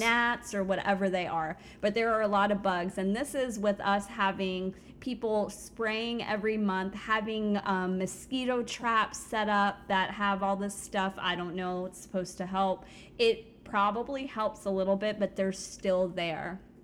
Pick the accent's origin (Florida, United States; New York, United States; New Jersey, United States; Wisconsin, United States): Florida, United States; South; now in Central Florida, United States; I grew up in South Florida